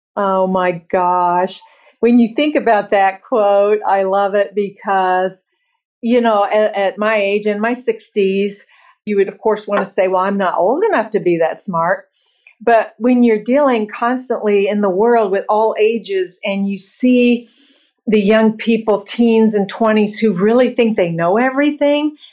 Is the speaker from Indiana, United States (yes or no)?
yes; Bloomington, Indiana, United States; I was born and raised in Bloomington, Indiana, the middle of five children very blue collar